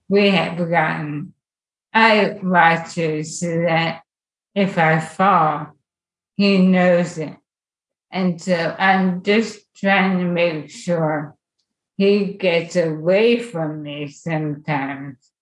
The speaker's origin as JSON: {"language": "English", "area": "Lehigh Valley", "region": "Pennsylvania", "country": "United States", "tie": "born or raised there", "said": "I grew up in the Lehigh Valley"}